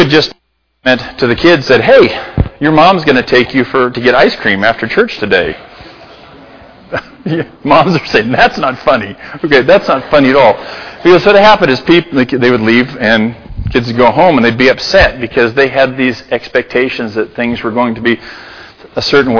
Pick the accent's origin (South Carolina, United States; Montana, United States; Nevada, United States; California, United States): Montana, United States; Libby; now in Gallatin Valley, United States; I'm from Libby